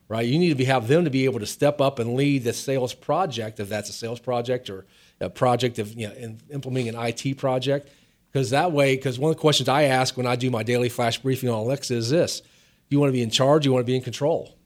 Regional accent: outside of Cincinnati, Ohio, United States; moved away; also born or lived in Virginia; I grew up outside of Cincinnati, Ohio, a small town.

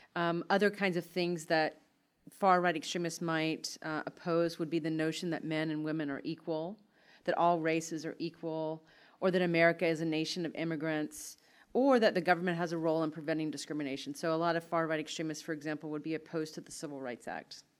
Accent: Altavista, Virginia, United States; where I grew up in Alta Vista, Virginia

